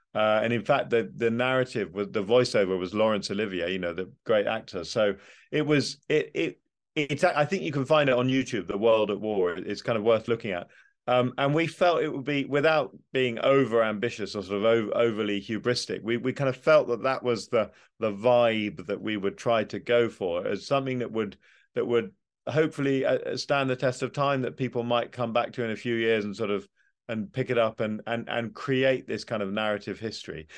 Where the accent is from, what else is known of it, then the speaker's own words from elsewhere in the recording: United Kingdom; as a Brit, I'm a very pro-European Brit